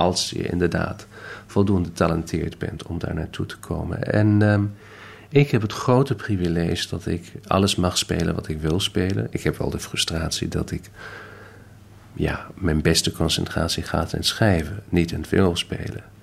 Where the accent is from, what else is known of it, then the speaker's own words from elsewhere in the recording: Detmold, North Rhine-Westphalia, Germany; also born or lived in Hamburg; Ik ben geboren in Hamburg, opgegroeid in een klein stadje met naam Detmold. Omdat hij had een goed muziekconservatorium.